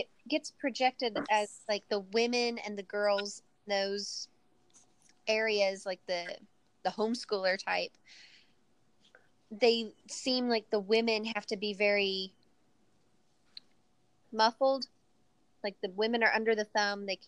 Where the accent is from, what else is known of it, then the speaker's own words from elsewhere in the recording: Alabama, United States; I hail from Alabama.